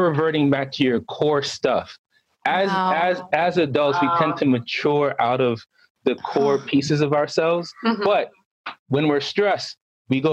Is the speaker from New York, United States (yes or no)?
yes; New York City, New York, United States; now in Boston, United States; I'm from Boston, originally from Brooklyn, New York